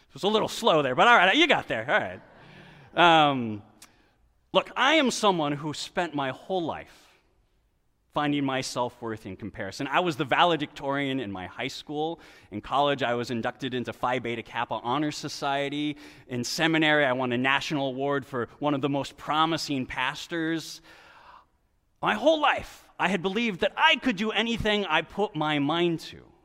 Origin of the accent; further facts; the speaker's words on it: West Coast, United States; moved away as an adult; also born or lived in Brooklyn; I grew up on the West Coast